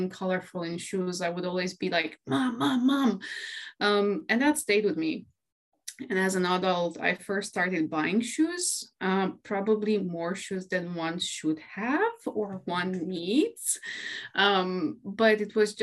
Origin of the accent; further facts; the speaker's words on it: Romania; moved away as an adult; now in London, United Kingdom; I'm originally from Romania. I was born and raised there. And actually, 5 years ago, I moved to the UK and I'm living now in London.